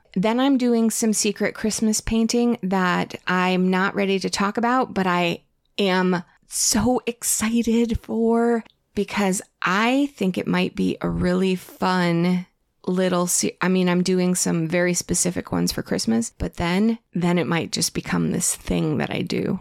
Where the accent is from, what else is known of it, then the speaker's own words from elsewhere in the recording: Connecticut, United States; moved away; I grew up with it in Connecticut